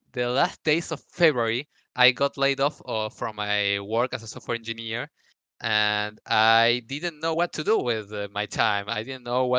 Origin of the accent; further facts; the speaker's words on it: Argentina; here in Argentina